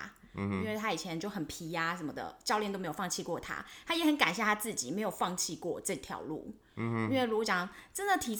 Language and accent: Chinese; Taiwan; 我是台湾人啊，台湾狼